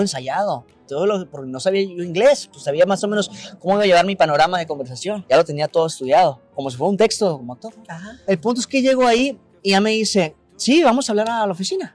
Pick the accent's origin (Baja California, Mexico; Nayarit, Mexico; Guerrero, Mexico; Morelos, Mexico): Baja California, Mexico; Tijuana; moved away as an adult; also born or lived in Mexico City; Nací en Tijuana, en la Francisco Villa.